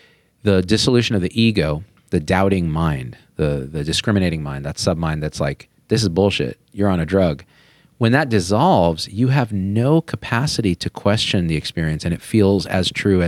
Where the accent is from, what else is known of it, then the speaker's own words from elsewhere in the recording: Central Valley, California, United States; I grew up in the Central Valley of California around a lot of white people.